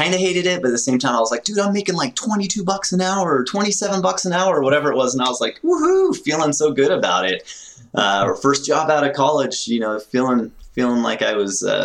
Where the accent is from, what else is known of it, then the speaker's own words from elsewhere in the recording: Florida, United States; moved away as an adult; also born or lived in Northern Colorado; now in Colorado, United States; based out of Northern Colorado at the moment, born and raised in Florida.